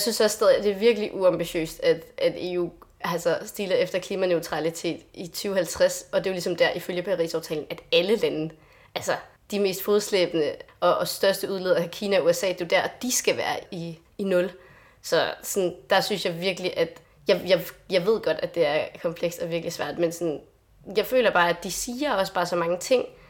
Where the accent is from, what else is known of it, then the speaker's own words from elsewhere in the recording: Lolland, Zealand, Denmark; jeg kommer selv fra Lolland